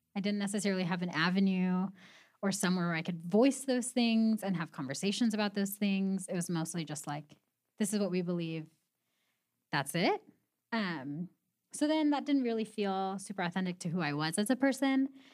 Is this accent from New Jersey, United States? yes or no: no; Pasadena, California, United States; moved away as an adult; now in Spokane, United States; I am from Southern California, from Pasadena